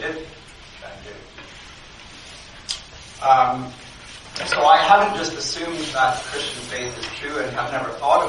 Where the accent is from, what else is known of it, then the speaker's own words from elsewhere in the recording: Canada; I grew up in Canada